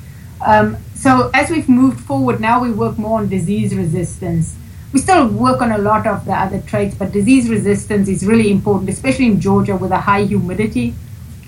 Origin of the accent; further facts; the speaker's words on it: South Africa; moved away as an adult; now in United States; I'm from Southern Africa